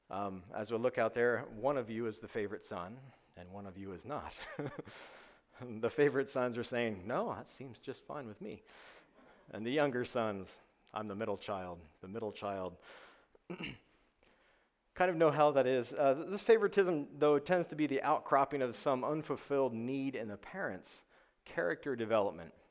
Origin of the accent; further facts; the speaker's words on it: New York, United States; moved away as an adult; My background, uh, why I came to the South from New York, was uh, to go to school for psychology, which I did for part of a degree.